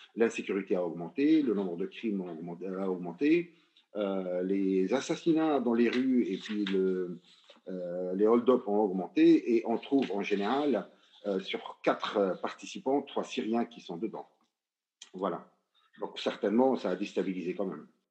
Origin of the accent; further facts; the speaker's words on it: Lebanon; en tant que Libanais